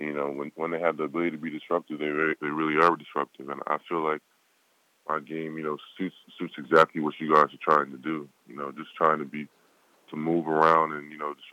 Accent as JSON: {"language": "English", "country": "United States", "tie": "born or raised there", "said": "I was born here, but both my parents, you know, my dad was born in Nigeria"}